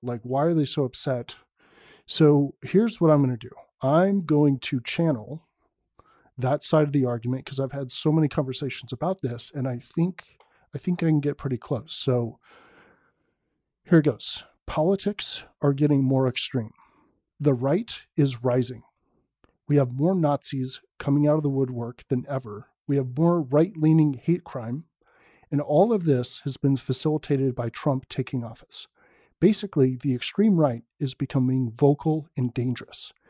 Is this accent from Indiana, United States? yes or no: no; San Francisco Bay Area, California, United States; Born and raised in the San Francisco Bay Area, liberal down the line